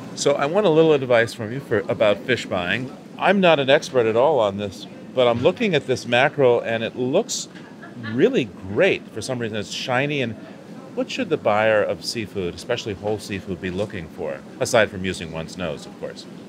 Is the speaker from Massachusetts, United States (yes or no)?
yes; Boston, Massachusetts, United States; Bart and I grew up in Boston